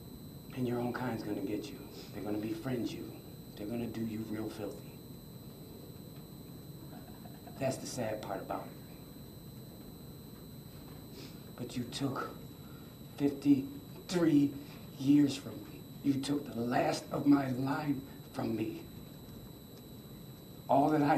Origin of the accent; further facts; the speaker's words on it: Buffalo, New York, United States; We were born and raised in Buffalo. Yes, we are from Buffalo. Yes, this is our home